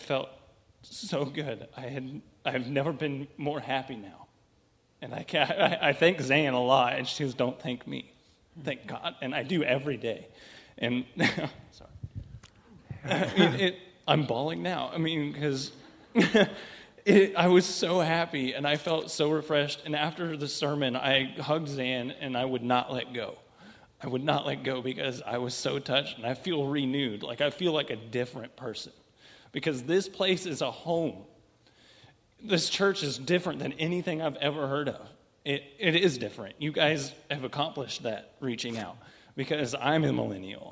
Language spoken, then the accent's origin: English; St. Joseph, Missouri, United States; I'm from St. Joe. I've been here all my life